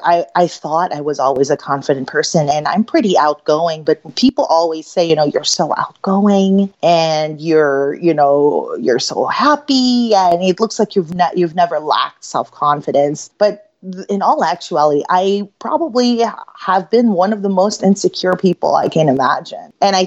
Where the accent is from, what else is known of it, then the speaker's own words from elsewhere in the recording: Philippines; now in Chicago, United States; I'm Filipina. I was actually born in the Philippines, and my family immigrated here during there was martial law and there was a little bit of a revolution in the Philippines in 1987 to 1989.